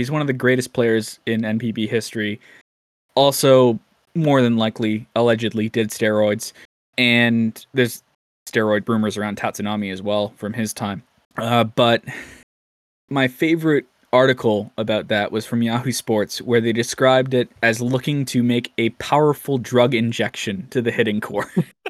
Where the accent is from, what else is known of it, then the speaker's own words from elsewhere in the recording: Hawaii, United States; I'm from Hawaii, but I grew up a diehard Hawks fan.